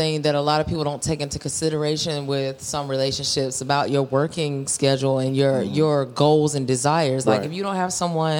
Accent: Valdosta, Georgia, United States; I came from Valdosta, Georgia. That's where my grandmother, her roots are. And so every summer, every holiday, like Christmas and Easter break and stuff, we were in Valdosta.

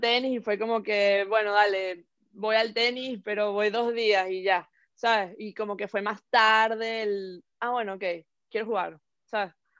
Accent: Venezuela; now in Hong Kong; soy una venezolana ex jugadora de tenis profesional

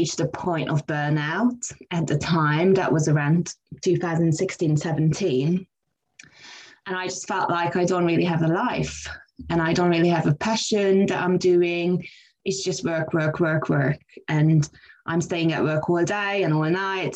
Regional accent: Hungary; now in London, United Kingdom; So I came to London in 2004. I'm originally from Hungary.

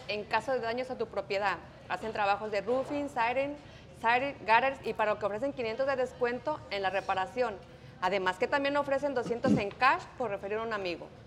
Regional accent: Jalisco, Mexico; now in Indianapolis, United States; yo soy de Jalisco

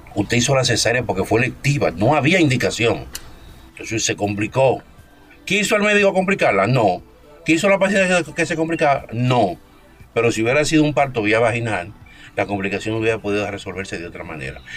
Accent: Dominican Republic

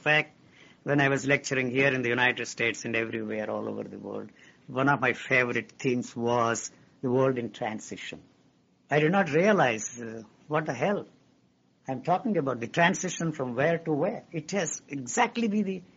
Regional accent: India; moved away as an adult; I grew up in India. I was educated in India.

